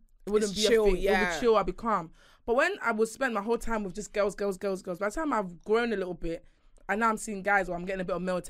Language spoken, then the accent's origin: English; Nigeria; born there; She actually sent my brother to boarding school because I was born in Nigeria.